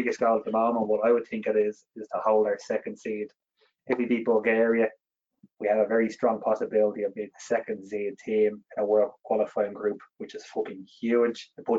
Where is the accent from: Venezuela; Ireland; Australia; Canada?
Ireland; I think we have to get rid of this opinion as Irish supporters that we are destined to qualify for pretty much every major tournament that comes up.